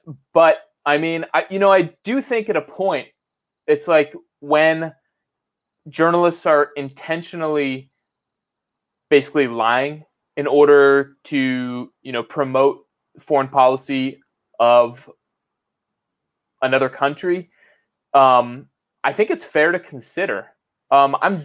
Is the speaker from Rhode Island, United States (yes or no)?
no; Arizona, United States; I'm from Arizona, which is a very right-wing state